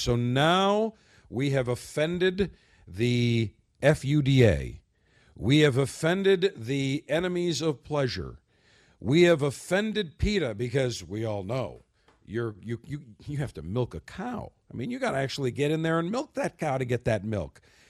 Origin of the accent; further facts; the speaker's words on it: Buffalo, New York, United States; my hometown of Buffalo, New York.